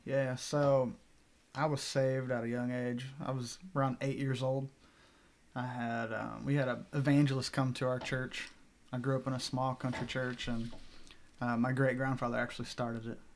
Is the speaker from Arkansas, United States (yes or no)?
yes; Bentonville, Arkansas, United States; moved away; I'm originally from Bentonville, Arkansas, home of Walmart. Born and raised